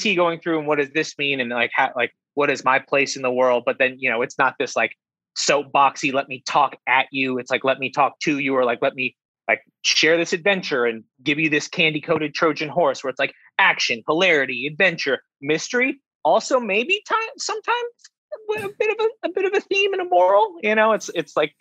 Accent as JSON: {"language": "English", "region": "Alaska", "country": "United States", "tie": "born or raised there", "said": "Grew up, because I'm from Alaska, so there's not a lot"}